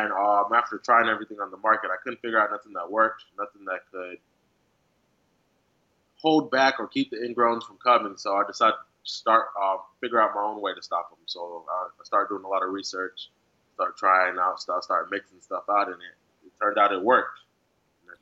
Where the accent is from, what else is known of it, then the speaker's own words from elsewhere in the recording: California, United States; I grew up in California